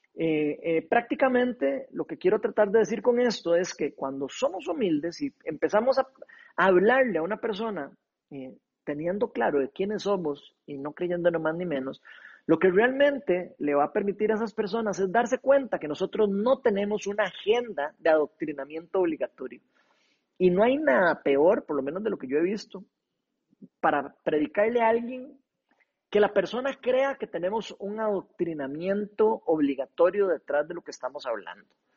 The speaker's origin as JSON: {"language": "Spanish", "country": "Costa Rica", "said": "como decimos aquí los ticos"}